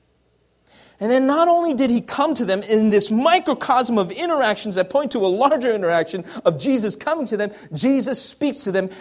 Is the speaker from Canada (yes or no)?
yes; Canada; moved away; also born or lived in United States; I'm Canadian and American